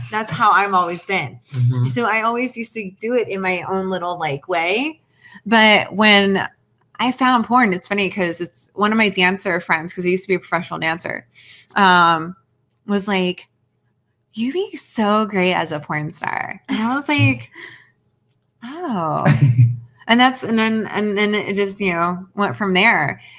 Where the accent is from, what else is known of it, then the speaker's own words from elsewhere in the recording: New Jersey, United States; I'm from South Jersey. Like, it's very, like, redneck, southern type thing.